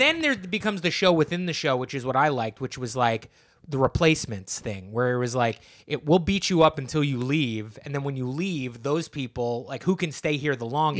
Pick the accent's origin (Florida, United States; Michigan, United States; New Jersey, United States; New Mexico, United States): New Jersey, United States; I'm from New Jersey